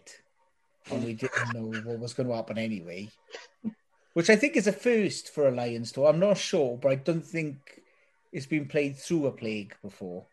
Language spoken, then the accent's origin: English; Wales, United Kingdom; I'm Welsh. I would never describe myself as British, ever